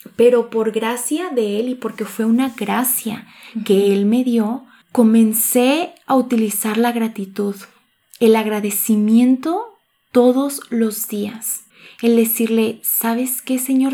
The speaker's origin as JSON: {"language": "Spanish", "town": "Cocula", "region": "Jalisco", "country": "Mexico", "tie": "born or raised there", "moved": "as an adult", "lives_now": "Guadalajara, Mexico", "said": "soy originaria de Cocula, Jalisco, pero radico aquí en Guadalajara"}